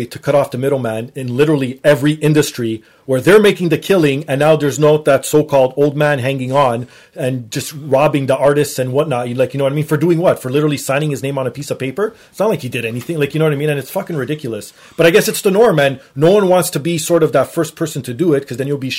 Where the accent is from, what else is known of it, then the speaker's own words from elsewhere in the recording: Toronto, Ontario, Canada; also born or lived in Portugal; I grew up here in Toronto too